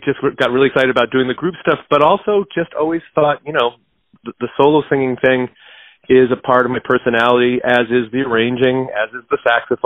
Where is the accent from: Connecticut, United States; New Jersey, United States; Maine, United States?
Maine, United States; I grew up in Maine